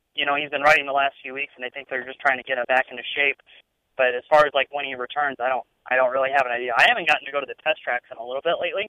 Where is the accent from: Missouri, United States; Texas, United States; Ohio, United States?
Missouri, United States; St. Louis; moved away; I'm from St. Louis